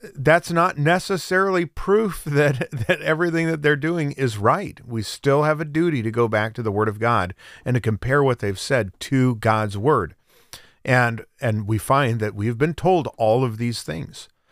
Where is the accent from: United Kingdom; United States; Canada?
United States; Central Oregon; now in Florida, United States; I grew up in Central Oregon, uh, in the high desert of Central Oregon